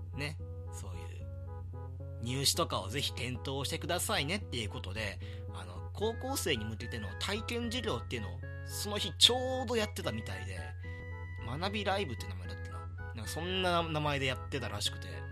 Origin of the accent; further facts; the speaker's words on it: Hyogo, Japan; moved away as an adult; now in Tokyo, Japan; 実家のね、兵庫県から